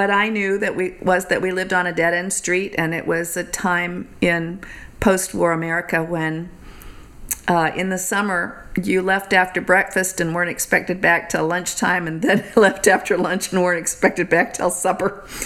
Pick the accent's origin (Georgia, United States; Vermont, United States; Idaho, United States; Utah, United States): Georgia, United States; Atlanta; Atlanta, Georgia.